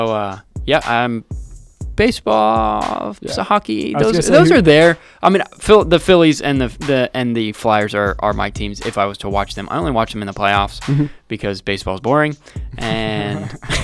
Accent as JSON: {"language": "English", "region": "Florida", "country": "United States", "moved": "as an adult", "lives_now": "Pennsylvania, United States", "said": "I'm originally from Florida, so hence the Miami Heat native, even though I'm more closer to Orlando"}